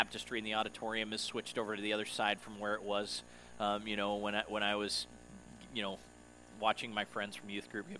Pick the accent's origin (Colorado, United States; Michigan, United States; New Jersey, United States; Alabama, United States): Colorado, United States; Denver; moved away as an adult; my hometown since before we moved here in 2012, so it had been a while since I'd been back to Denver